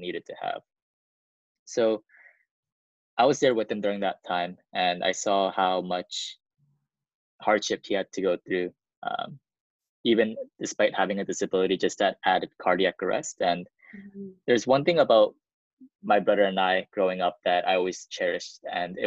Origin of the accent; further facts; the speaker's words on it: South Korea; So I come from a family of four. We're from South Korea.